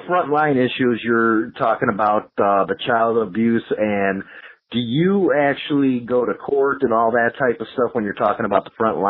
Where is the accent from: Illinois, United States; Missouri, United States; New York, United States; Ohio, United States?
Illinois, United States; Chicago; I grew up in Chicago and stuff and was around Chicago